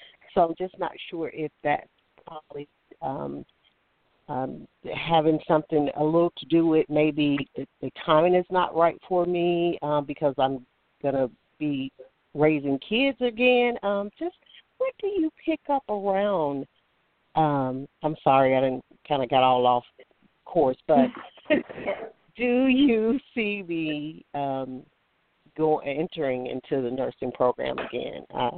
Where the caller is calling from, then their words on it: Alabama, United States; I'm calling from Alabama.